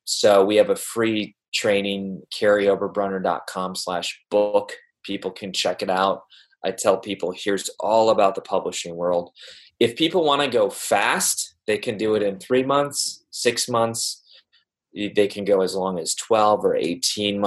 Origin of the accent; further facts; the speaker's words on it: Wisconsin, United States; now in Columbus, United States; I'm a transplant. I grew up in Wisconsin. And so Ohio to me, even though I've lived here for a little while now, it still feels new